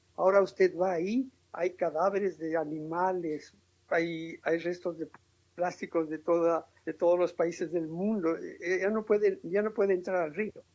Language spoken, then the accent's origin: Spanish; Tulcán, Carchi, Ecuador; moved away as an adult; now in Europe; mi ciudad natal, a Tulcán